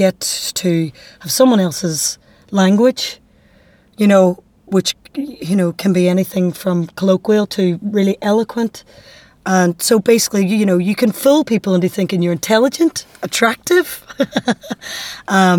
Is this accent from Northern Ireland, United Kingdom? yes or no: yes; Derry, Northern Ireland, United Kingdom; accent: Derry; my dairy accent